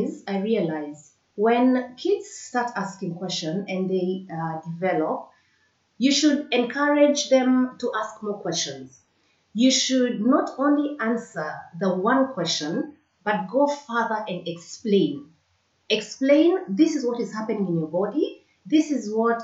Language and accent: English; Kenya; moved away; I grew up in Kenya